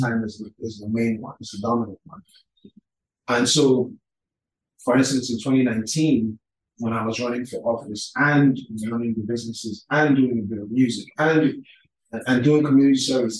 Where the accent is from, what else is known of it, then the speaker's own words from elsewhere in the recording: Lagos, Nigeria; also born or lived in United States; I'm from Lagos. I'm from Calabar. My mom is Calabar. My dad is from Lagos. I spent most of my growing up years here